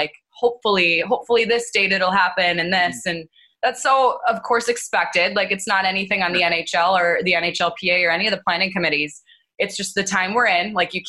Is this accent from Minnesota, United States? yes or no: yes; Minnesota, United States; growing up in Minnesota